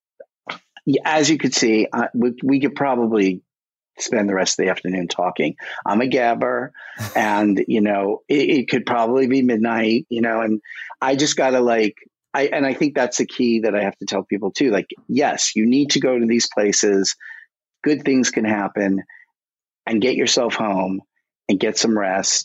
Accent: New York, United States; I'm a boy from Brooklyn

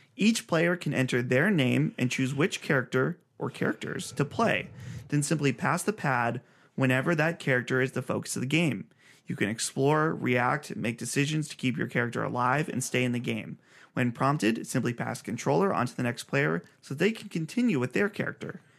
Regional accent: Pittsburgh, Pennsylvania, United States; we're from Pittsburghish area

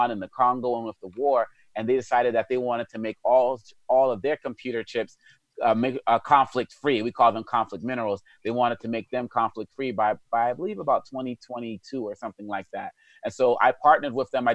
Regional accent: Boston, Massachusetts, United States; when I was a kid, you know, growing up in Boston with this African name and African background

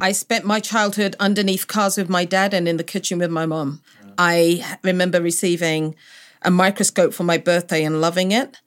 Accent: London, United Kingdom; also born or lived in Cameroon; born and raised in London

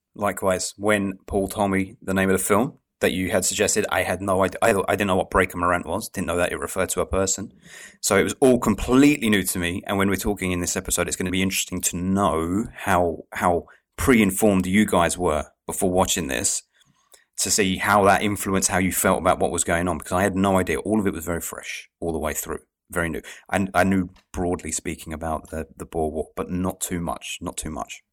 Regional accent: England, United Kingdom; I, I'm from England

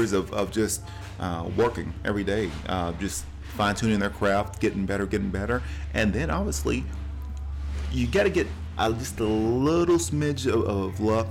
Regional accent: Cleveland, Tennessee, United States; we're at Ocoee Coffee Company here in Cleveland, Tennessee, my hometown

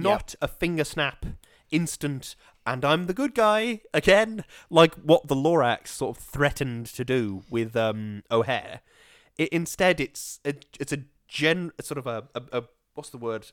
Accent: Stoke-on-Trent, West Midlands, United Kingdom; I was born in Stoke.

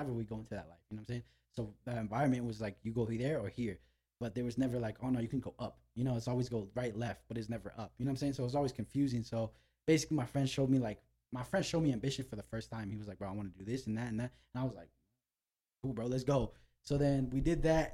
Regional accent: Los Angeles, California, United States; I'm from North Hollywood

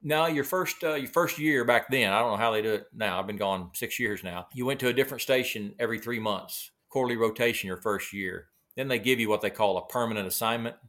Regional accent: Del City, Oklahoma, United States; also born or lived in Moore, Oklahoma; born and raised, uh, right here in Oklahoma. Grew up most of my life in little Dell City, Oklahoma, little suburb east of the city here.

